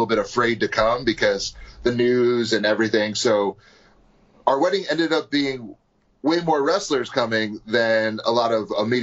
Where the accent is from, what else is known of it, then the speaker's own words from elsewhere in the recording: New York, United States; I'm from New York